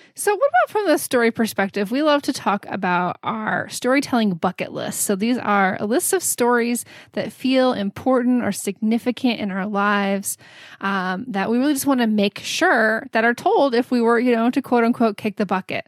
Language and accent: English; Houston, Texas, United States; also born or lived in San Antonio; I grew up in Houston